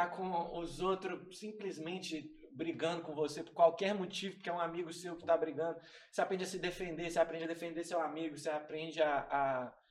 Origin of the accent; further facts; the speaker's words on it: Minas Gerais, Brazil; Eu cresci é, vivendo na rua. Eu sou, eu sou lá do Califórnia. Pouco, eu moro em Sagrada Família agora, mas tem quatro anos só.